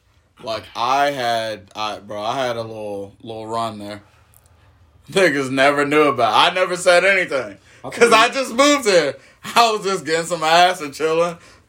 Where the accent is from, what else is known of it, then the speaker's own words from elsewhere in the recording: the South, United States; I grew up in the South.